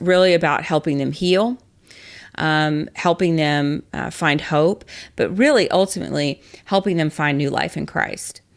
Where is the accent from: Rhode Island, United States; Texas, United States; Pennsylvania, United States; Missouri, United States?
Texas, United States; I am a Texan, and so I know Texas law